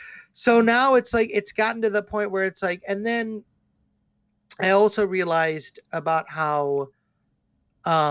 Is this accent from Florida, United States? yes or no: no; Chicago, Illinois, United States; now in Davenport, United States; I'm originally from Chicago